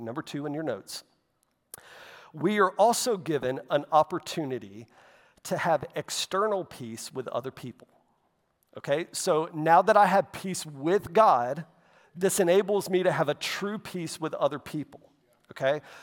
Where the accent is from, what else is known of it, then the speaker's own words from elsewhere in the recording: Florida, United States; growing up in Florida